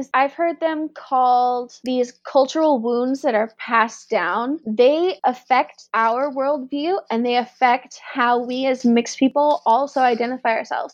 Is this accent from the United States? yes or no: yes; United States; I was born in that hospital in this city right here